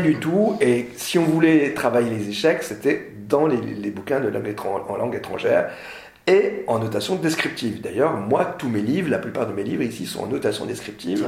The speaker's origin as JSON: {"language": "French", "area": "Nord", "region": "Hauts-de-France", "country": "France", "said": "je suis du Nord"}